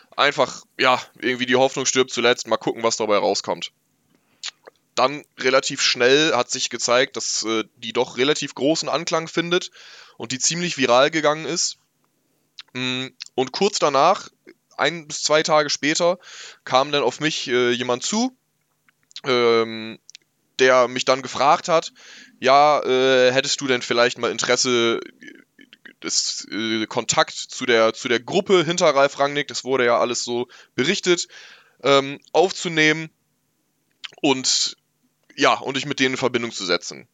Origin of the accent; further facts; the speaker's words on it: Northern Germany, Germany; ich komm aus dem Norden Deutschlands, hier ist das sowieso nicht so wie, wie im Ruhrpott